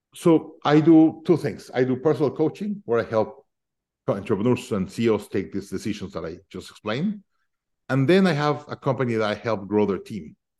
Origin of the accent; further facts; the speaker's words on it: Mexico City, Mexico; now in United States; I'm originally from Mexico City